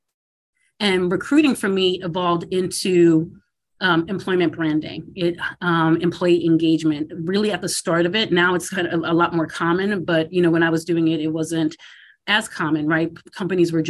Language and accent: English; Massachusetts, United States; moved away as an adult; also born or lived in Philadelphia / Washington, D.C.; I grew up in Massachusetts